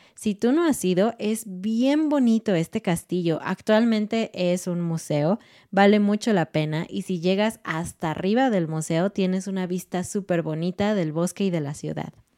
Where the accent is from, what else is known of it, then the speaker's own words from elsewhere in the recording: Mexico City, Mexico; moved away as an adult; now in Querétaro, Mexico; Somos de Ciudad de México, vivimos en Querétaro, pero nuestro corazón es un corazón chilango. Hemos, nacimos ahí, crecimos ahí, nos casamos ahí, todo en Ciudad de México.